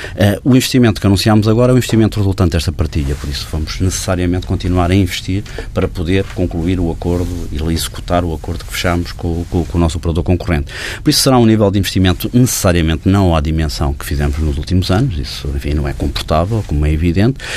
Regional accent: Portugal; num país como o nosso, em que o, a população portuguesa

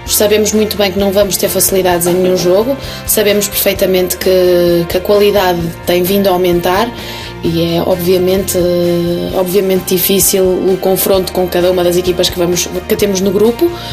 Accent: Portugal; moved away as an adult; now in Spain; sou português

